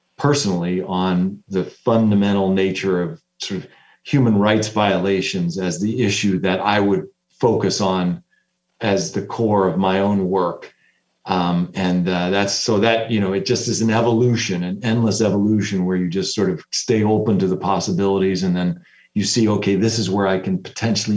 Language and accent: English; United States; as an American